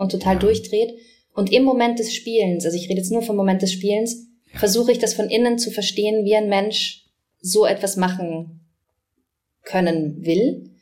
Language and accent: German; Vienna, Austria; accent: Wienerisch; ich bin ja in Wien aufgewachsen